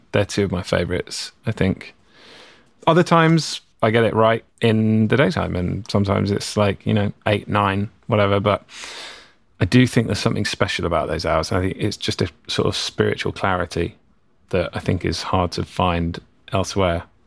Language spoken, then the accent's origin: English; England, United Kingdom; moved away as an adult; now in California, United States; being English, growing up, we learned to speak a certain way